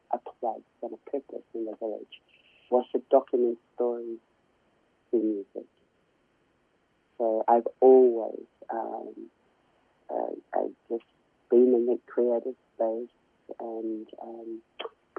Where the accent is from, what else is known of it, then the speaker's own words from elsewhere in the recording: Christchurch, Canterbury, New Zealand; now in Australia; we were growing up in Christchurch, there was a lot of racism